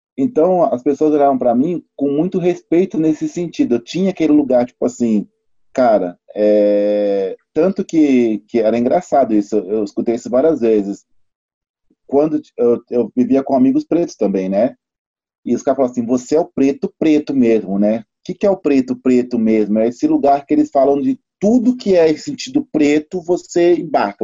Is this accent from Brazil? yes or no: yes; São Paulo, Brazil; Eu sou de São Paulo, Zona Sul. BM22 Osana Sul, Capão Redondo e Grajaú